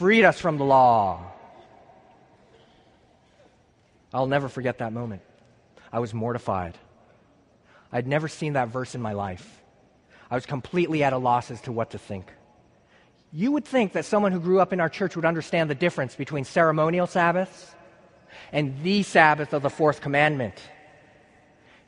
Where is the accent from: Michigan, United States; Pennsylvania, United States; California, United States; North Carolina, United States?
California, United States; San Luis Obispo; moved away; I'm from San Luis Obispo, California, and I'm here studying cello performance